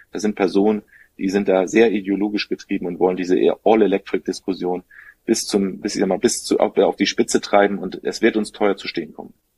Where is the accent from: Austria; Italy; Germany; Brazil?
Germany; bei uns in Deutschland